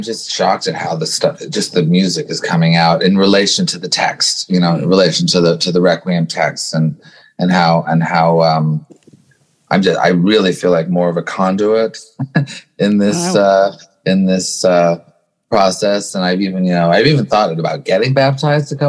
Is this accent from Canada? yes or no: yes; Montreal, Quebec, Canada; I was brought up in Montreal